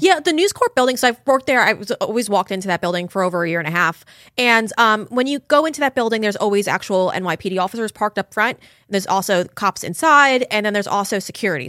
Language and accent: English; Huntington, New York, United States; I was raised in Huntington, New York with my six siblings